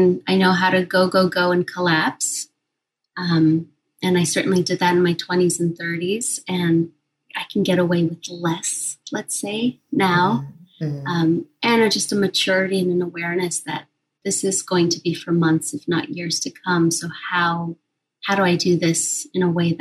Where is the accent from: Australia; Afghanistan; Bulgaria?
Afghanistan; Kabul; now in United States; I was born in Kabul, Afghanistan, during the Soviet invasion.